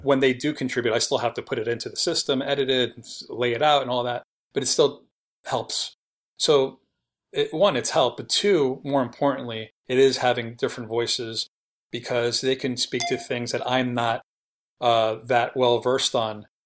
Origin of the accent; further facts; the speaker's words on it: New York City, New York, United States; moved away as an adult; now in Los Angeles, United States; I was born and raised in New York City. I lived there till I was thirty-one